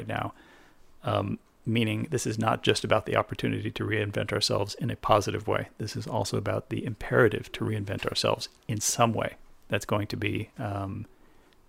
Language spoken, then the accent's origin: English; New Hampshire, United States; I grew up in New Hampshire, in a place without not that many Jews